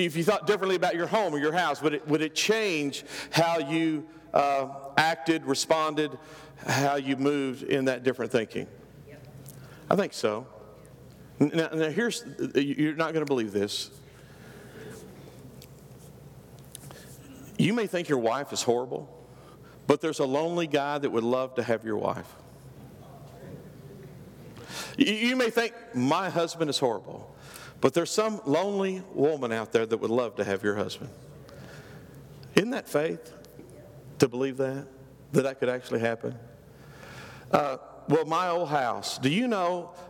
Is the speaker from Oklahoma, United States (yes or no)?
yes; Oklahoma, United States; I'm from Oklahoma. This is what we called it. We called it slopping the hogs.